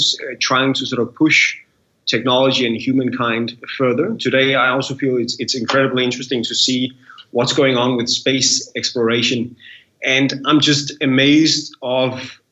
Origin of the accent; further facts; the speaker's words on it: Denmark; being born in Denmark